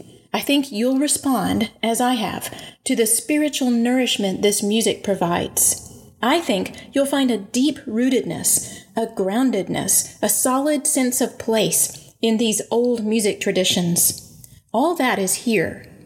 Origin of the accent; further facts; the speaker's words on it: Livingston, Alabama, United States; I grew up in Livingston, not far from Perry County